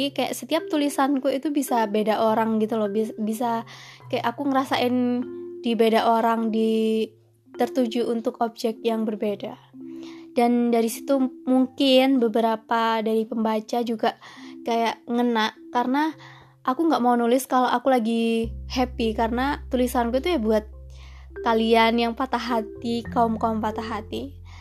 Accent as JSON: {"language": "Indonesian", "town": "Malang", "region": "East Java", "country": "Indonesia", "tie": "born or raised there", "said": "Aku asli Malang. Dari TK, SD, SMP, SMA sampai kuliah, nggak tahu kenapa kayak betah banget di Malang."}